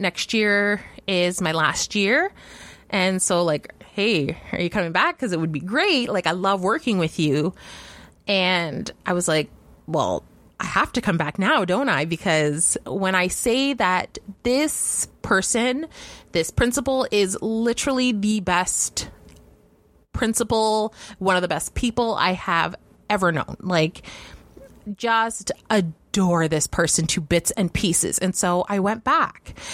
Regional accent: Canada

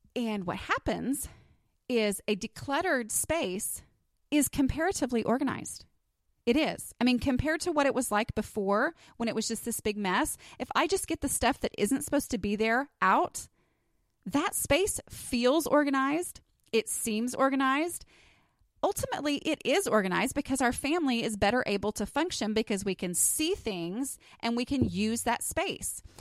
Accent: Texas, United States; accent: Texas; my little Texas accent

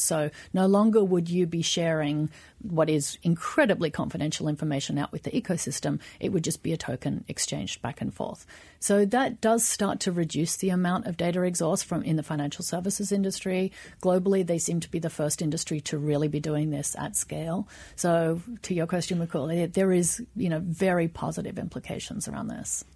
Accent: Australia; now in United States; I'm Australian

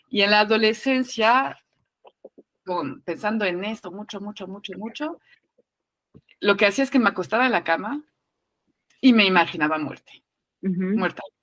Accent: France; now in Mexico; Eh, estoy en México, crecieron en México, yo vengo de Francia, no se habla de la muerte, ¿no?

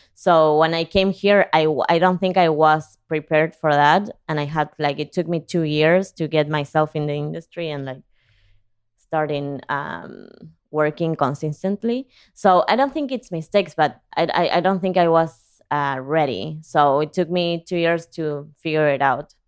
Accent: Argentina; English is a second language; moved away as an adult; also born or lived in San Diego / Sunset Park, Brooklyn; now in New York, United States; I could understand, but I couldn't communicate because I never had to in Argentina

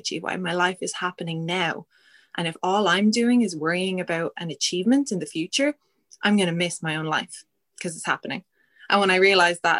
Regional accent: Ireland; we're Irish

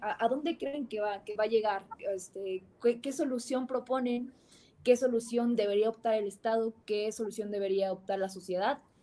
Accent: Mexico

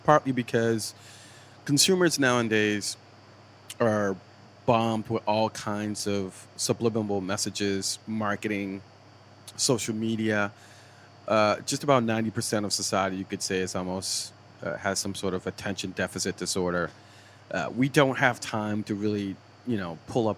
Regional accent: Boston, Massachusetts, United States; moved away as an adult; also born or lived in Milton, Massachusetts; I was from Dorchester

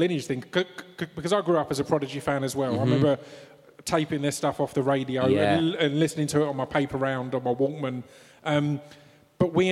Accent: Essex, East of England, United Kingdom; I've stayed in my same hometown

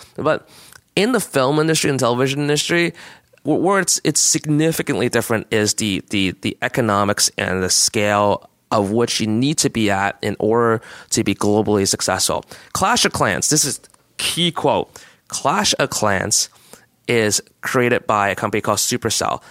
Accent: Canada; as a Canadian

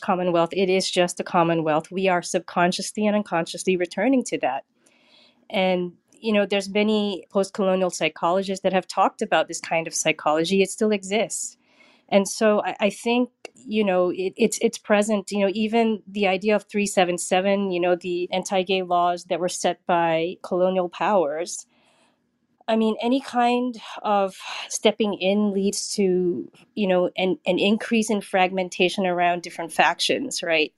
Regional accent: Singapore; now in San Francisco, United States; I'm Singaporean. I live in San Francisco

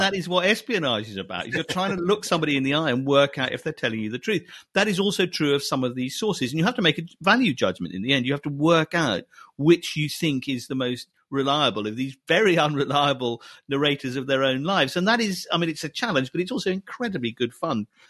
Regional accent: Scotland, United Kingdom; I was brought up in Scotland

